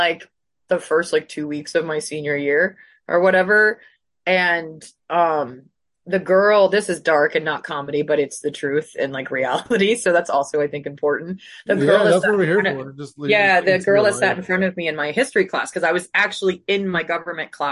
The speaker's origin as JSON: {"language": "English", "region": "Northern Virginia", "country": "United States", "tie": "born or raised there", "also_born_or_lived": "Davis, California", "moved": "as an adult", "said": "I grew up in the Northern Virginia area"}